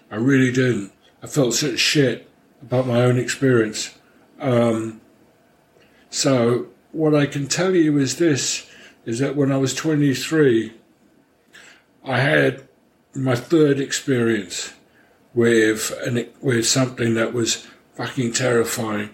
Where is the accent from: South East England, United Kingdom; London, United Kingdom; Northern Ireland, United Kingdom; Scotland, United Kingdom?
London, United Kingdom; moved away; I grew up in London, although my mother was from Paris, and my father was a Hungarian refugee.